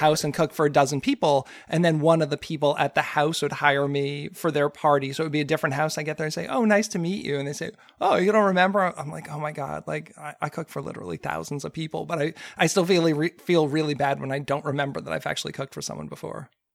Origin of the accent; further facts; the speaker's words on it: Frederick, Maryland, United States; here in my hometown